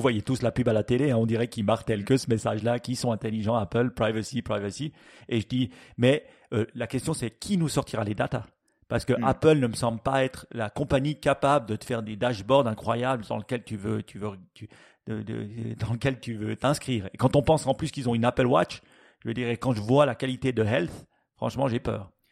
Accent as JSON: {"language": "French", "country": "Switzerland", "said": "chez nous en Suisse"}